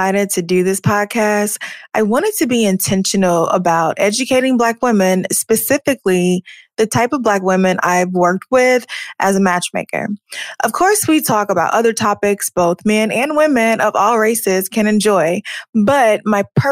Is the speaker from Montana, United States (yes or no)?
no; Alabama, United States; now in Chicago, United States; Northview in Alabama